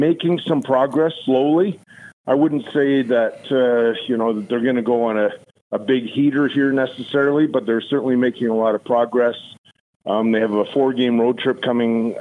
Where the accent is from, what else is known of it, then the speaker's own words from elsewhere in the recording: Edmonton, Alberta, Canada; growing up in Edmonton.